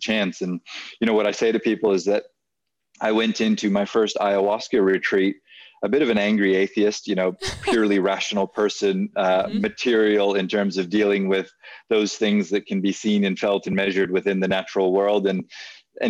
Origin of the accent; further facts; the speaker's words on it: Hawaii, United States; moved away as an adult; also born or lived in New Zealand / Hong Kong; now in Thailand; I grew up in Hawaii